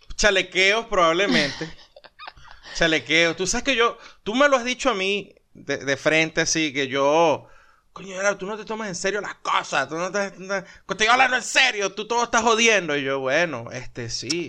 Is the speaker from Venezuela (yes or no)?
yes; Venezuela; moved away; los venezolanos somos chéveres